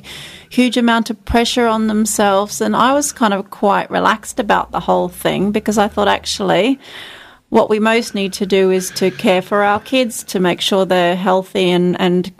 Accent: Charters Towers, Queensland, Australia; also born or lived in Townsville / Lismore, New South Wales; I grew up on a cattle station inland of northwest of Charters Towers on the Greenvale Road. I was born in Townsville and lived on a cattle station till I was 14

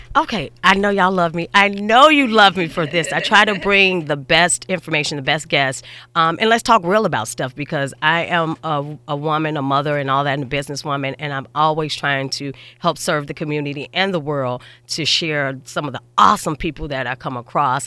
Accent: Chicago, Illinois, United States; I'm from Chicago

